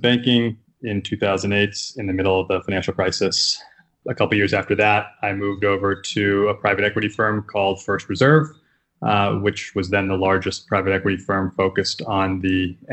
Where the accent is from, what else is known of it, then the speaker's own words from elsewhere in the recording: Bedford, New Hampshire, United States; moved away as an adult; now in New York City, United States; I grew up in Bedford, New Hampshire, a small town. Moved to New York after college